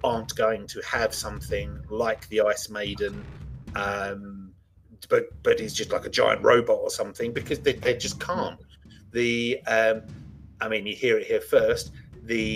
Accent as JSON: {"language": "English", "region": "England", "country": "United Kingdom", "said": "I'm English"}